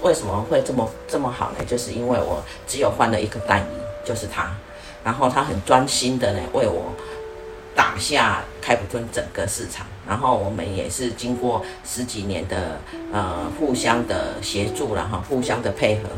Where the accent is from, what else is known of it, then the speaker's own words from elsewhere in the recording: Taiwan; now in South Africa; 正好他们就买下来，然后卤一卤啊，我我台湾人上爱吃，所以那一阵子哈，台湾人呢就是外外早早餐、中餐呢都在那边解决